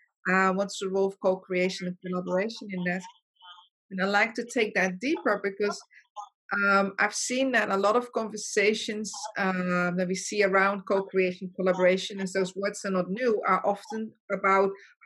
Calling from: Mauritius; I'm phoning from Mauritius. That's a very small island.

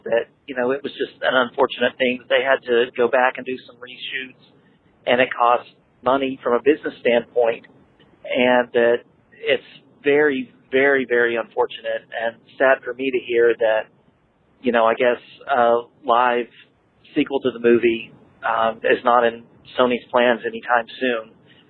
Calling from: North Carolina, United States; I'm calling from North Carolina.

